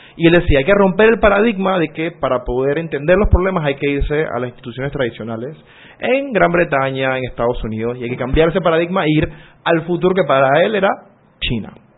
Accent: Ocú, Herrera, Panama; tuve la fortuna como panameño de haber crecido ahí

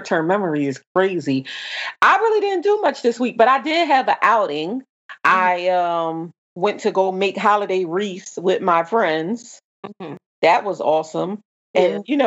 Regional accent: Camden, New Jersey, United States; moved away; And I said, Camden

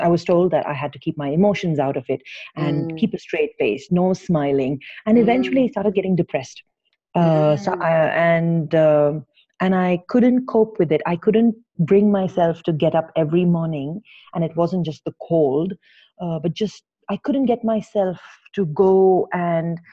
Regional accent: Kuwait; moved away as an adult; also born or lived in Ukraine; now in Bangalore, India; I was born and raised in Kuwait

